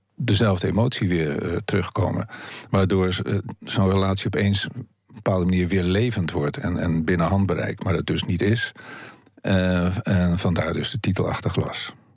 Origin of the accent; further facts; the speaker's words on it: Haarlem, North Holland, Netherlands; also born or lived in Heemstede; zoals een oude buurt waar ik opgroeide en waar ik eh, in Haarlem, waar ik op mijn achtste wegging, omdat ik verhuisde naar Heemstede